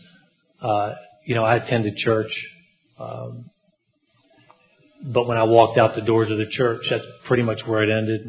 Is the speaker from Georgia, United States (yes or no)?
yes; Atlanta, Georgia, United States; moved away; I'm from Atlanta, Georgia